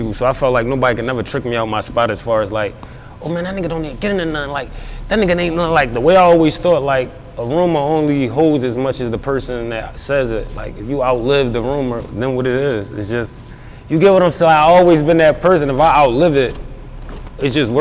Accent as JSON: {"language": "English", "town": "Philadelphia", "region": "Pennsylvania", "country": "United States", "tie": "born or raised there", "said": "North Philadelphia, when it's all said and done, man, I'm from North, rep it proudly, everywhere I go"}